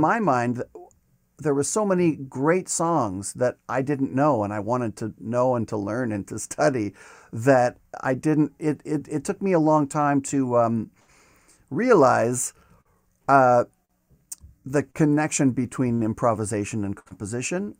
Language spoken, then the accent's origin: English; Regina, Saskatchewan, Canada; moved away as an adult; also born or lived in Montreal; now in Toronto, Canada; after my first year of my undergrad, I went back to Regina for that summer.